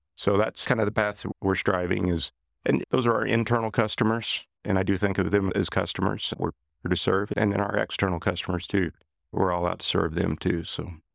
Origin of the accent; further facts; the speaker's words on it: Johnson City, Kansas, United States; moved away as an adult; now in Wichita, United States; I had been introduced to composites in a small aircraft mod shop that I worked at in my hometown of Johnson City, Kansas